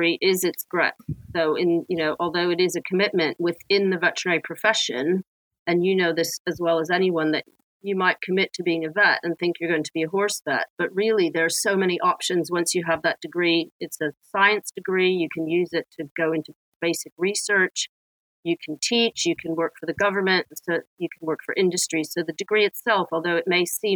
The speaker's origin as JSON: {"language": "English", "town": "Washington", "region": "District of Columbia", "country": "United States", "tie": "born or raised there", "also_born_or_lived": "Boston / Israel / Canada", "moved": "as an adult", "lives_now": "United Kingdom", "said": "growing up in Washington, D.C. in the city"}